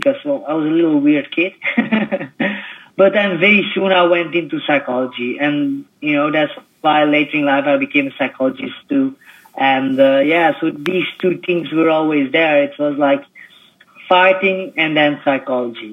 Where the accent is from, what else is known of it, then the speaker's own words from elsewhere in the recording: Belgium; I was born in Belgium